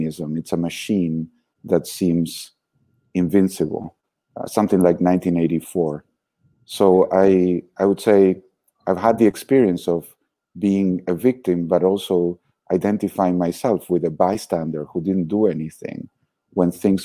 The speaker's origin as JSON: {"language": "English", "country": "Argentina", "tie": "born or raised there", "moved": "yes", "said": "But I was born in Argentina, very happy childhood, very relaxed"}